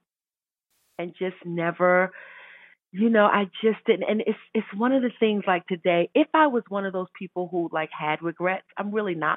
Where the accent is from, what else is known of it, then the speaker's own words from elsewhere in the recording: New York City, New York, United States; I grew up in Brooklyn, New York, and we were in church every Sunday morning